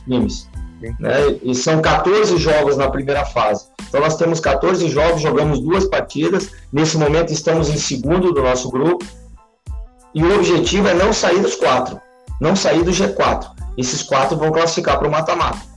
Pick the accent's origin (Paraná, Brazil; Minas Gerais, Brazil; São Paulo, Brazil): Paraná, Brazil; Curitiba; also born or lived in Caxias do Sul, Rio Grande do Sul; com quatro anos de idade, eu, meus pais mudaram para Curitiba, capital do Paraná. E eu moro em Curitiba desde os quatro anos de idade, mas os meus parentes são todos de Caxias, de Flores da Cunha, de Nova Pádua